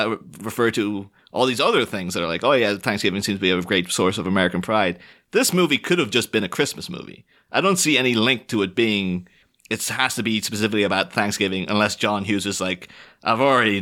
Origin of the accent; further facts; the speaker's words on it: Ireland; I've grew up on the Northern Irish border